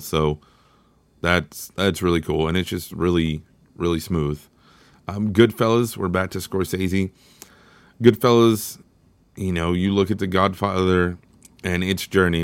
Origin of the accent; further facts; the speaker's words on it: Texas, United States; I'm from Texas, which is obviously in America